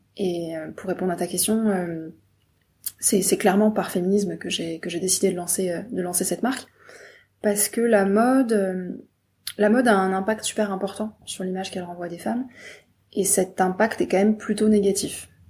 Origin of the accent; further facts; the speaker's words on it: Brittany, France; je viens de Bretagne